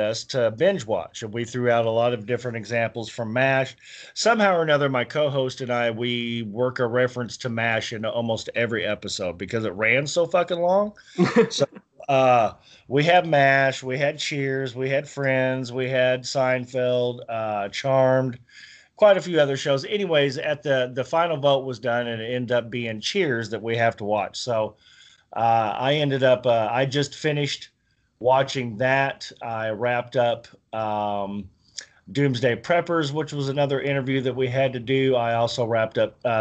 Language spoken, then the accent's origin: English; United States; I'm American